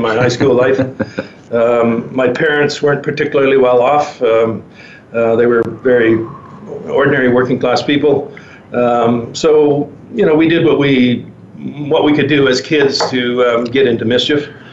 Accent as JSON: {"language": "English", "town": "Penticton", "region": "British Columbia", "country": "Canada", "tie": "born or raised there", "also_born_or_lived": "Vancouver", "moved": "yes", "said": "I'm um, from uh, born and raised in Penticton, British Columbia."}